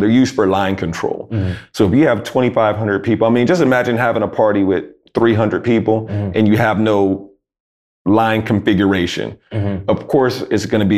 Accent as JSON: {"language": "English", "town": "Jacksonville", "region": "North Carolina", "country": "United States", "tie": "born or raised there", "said": "I'm from Jacksonville, North Carolina"}